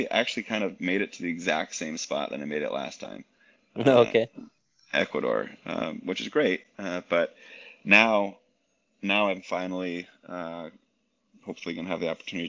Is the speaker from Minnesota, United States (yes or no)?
yes; Minneapolis, Minnesota, United States; moved away as an adult; born and raised in Minneapolis, Minnesota